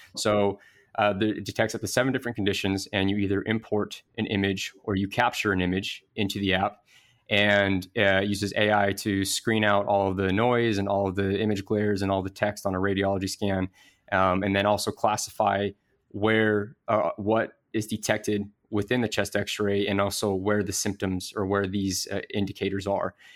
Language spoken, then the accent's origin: English; Idaho Falls, Idaho, United States; I actually am from Idaho Falls, Idaho